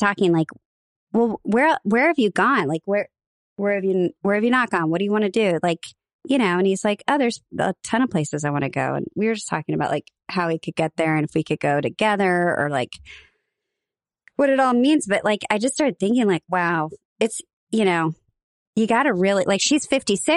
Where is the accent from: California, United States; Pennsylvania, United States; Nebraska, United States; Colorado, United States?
Nebraska, United States; Bellevue; moved away; I hail from Bellevue, Nebraska